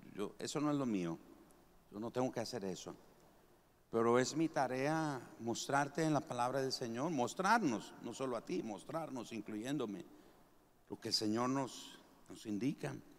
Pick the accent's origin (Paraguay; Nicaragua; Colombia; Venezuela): Nicaragua; moved away; todos los nicas llevan queso, rosquillas, huirilas, elotes cocidos, oltamales